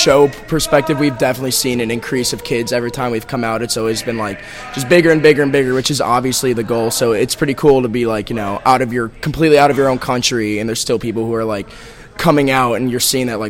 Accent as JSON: {"language": "English", "country": "United States", "said": "we're from the States. We play there very often."}